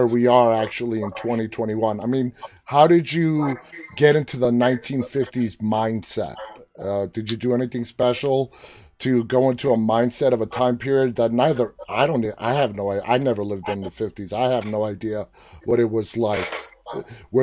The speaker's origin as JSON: {"language": "English", "town": "New York City", "region": "New York", "country": "United States", "said": "I'm from New York City."}